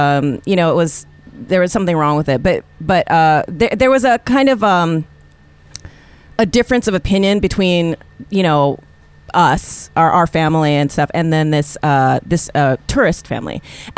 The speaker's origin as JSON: {"language": "English", "region": "Hawaii", "country": "United States", "tie": "born or raised there", "moved": "yes", "lives_now": "New York, United States", "said": "growing up in Hawaii because the experience is you are the majority."}